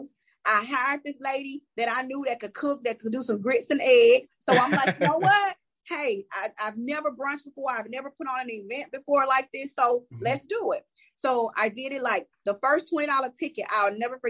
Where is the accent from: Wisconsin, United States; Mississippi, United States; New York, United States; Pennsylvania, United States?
Mississippi, United States; I'm from Mississippi